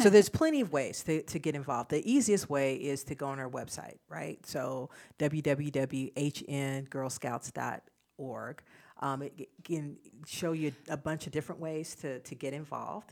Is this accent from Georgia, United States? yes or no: yes; Albany, Georgia, United States; now in Charlotte, United States; I grew up in Southwest Georgia